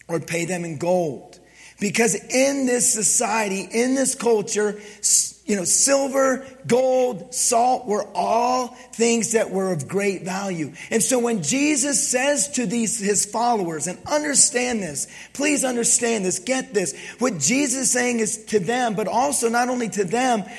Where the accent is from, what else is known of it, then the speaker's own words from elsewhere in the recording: Pennsylvania, United States; I grew up in Pennsylvania